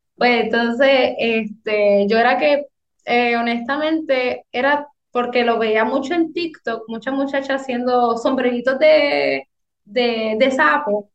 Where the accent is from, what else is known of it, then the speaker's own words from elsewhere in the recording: Hatillo, Puerto Rico; soy del pueblo de Atillo